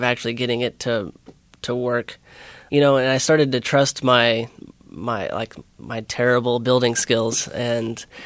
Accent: Eldorado, Illinois, United States; now in Newark, Delaware, United States; I'm from Southern Illinois, El Dorado, Illinois. It's a small town of 4,000 people

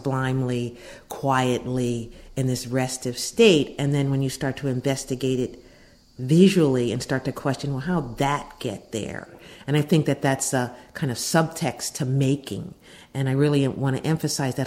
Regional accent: Pittsburgh, Pennsylvania, United States; moved away as an adult; now in Philadelphia, United States; I'm originally from Pittsburgh, Pennsylvania, but I've spent most of my adult life in Philadelphia

